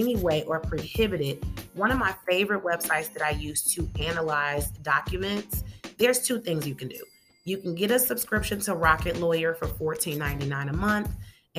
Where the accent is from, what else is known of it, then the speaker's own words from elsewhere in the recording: Chicago, Illinois, United States; I'm from Chicago